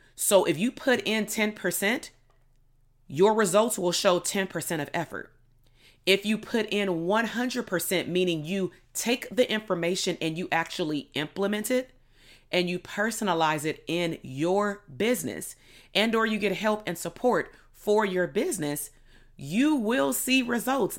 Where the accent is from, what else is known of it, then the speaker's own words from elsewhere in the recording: Compton, California, United States; growing up in Compton, being Black